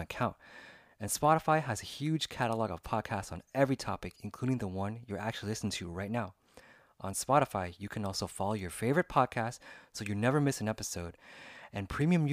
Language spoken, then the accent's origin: English; United States; also born or lived in Los Angeles, California; I was born and raised here in the United States